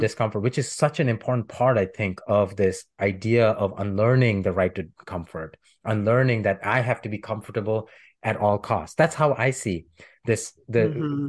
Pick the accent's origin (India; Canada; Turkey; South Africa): India; moved away as an adult; now in United States; growing up in India, where right to comfort and privilege is there